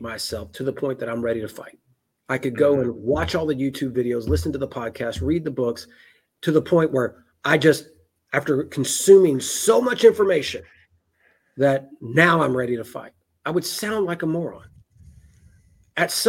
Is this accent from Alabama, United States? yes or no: no; Memphis, Tennessee, United States; I'm a redneck from Memphis, Tennessee.